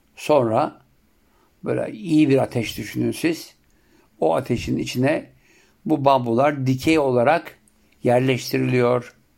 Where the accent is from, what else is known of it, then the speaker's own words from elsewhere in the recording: Siirt Province, Turkey; bizim Siirt'te yapılanı en çok etli olurdu